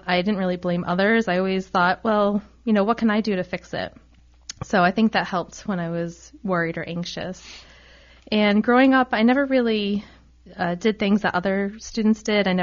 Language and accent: English; Rhode Island, United States; I'm actually from Rhode Island. I went to our state school, the University of Rhode Island. You know, as a Rhode Islander